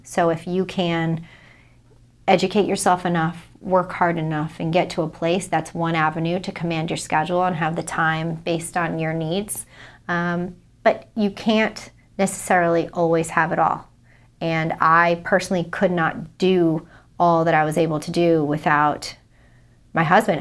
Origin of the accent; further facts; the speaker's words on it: Providence, Rhode Island, United States; I'm from Providence, Rhode Island